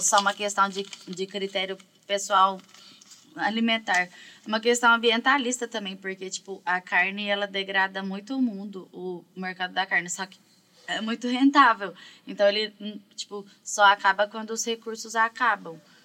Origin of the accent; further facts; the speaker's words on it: Minas Gerais, Brazil; also born or lived in São Paulo; eu sou mineira